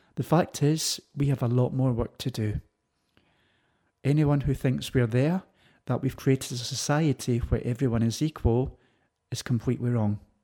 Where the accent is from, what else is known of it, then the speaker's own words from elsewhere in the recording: London, United Kingdom; Growing up in Ladbroke Grove